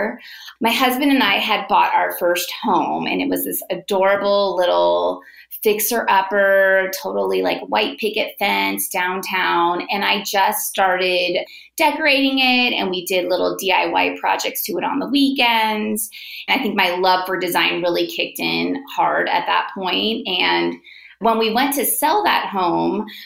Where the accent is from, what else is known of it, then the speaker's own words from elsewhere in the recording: Bay Area, Northern California, United States; I am born and raised in the Bay Area, Northern California.